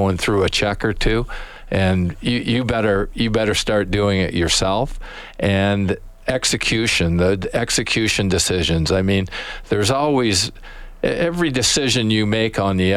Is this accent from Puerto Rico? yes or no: no; Ontario, Canada; now in Edmonton, Canada; I'm from Ontario, but I came out here in 1985, and I've got my Western papers now